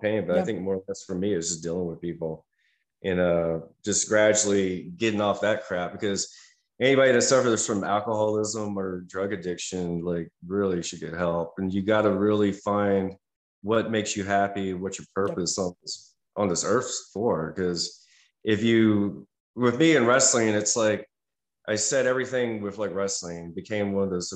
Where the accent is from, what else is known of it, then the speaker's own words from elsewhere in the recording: United States; being an American